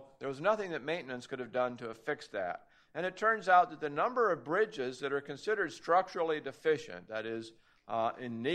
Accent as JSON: {"language": "English", "region": "Oregon", "country": "United States", "said": "My home state of Oregon"}